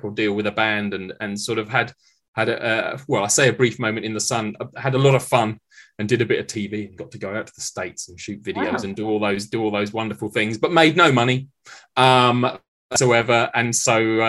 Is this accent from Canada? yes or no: no; Maidenhead, South East England, United Kingdom; I grew up in Maidenhead